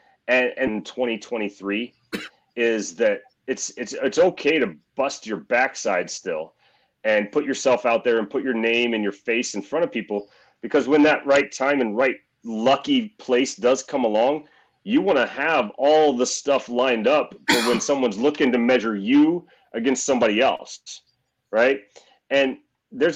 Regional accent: Missouri, United States; I'm born and raised in Missouri.

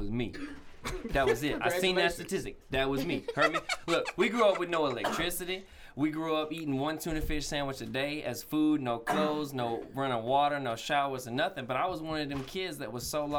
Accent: Jacksonville, Florida, United States; I grew up in Southside Jacksonville, Florida

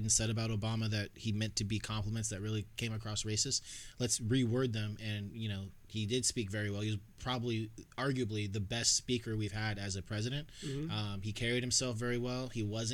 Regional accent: outside of Atlanta, Georgia, United States; I grew up outside of Atlanta in Georgia, so it was a small town in Georgia

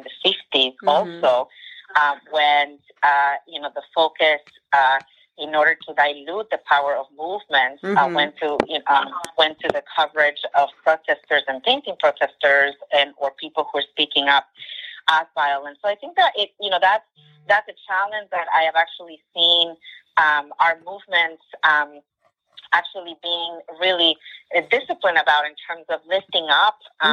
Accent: New York City, New York, United States; growing up in Jackson Heights, Queens, as an immigrant community and as part of an undocumented family

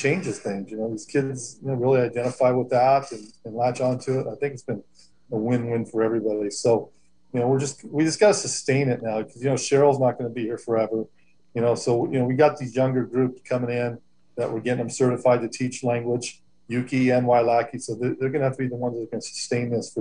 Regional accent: Los Angeles, California, United States; also born or lived in Hoopa, California; now in Covelo, United States; I grew up in Southern California in L.A. area

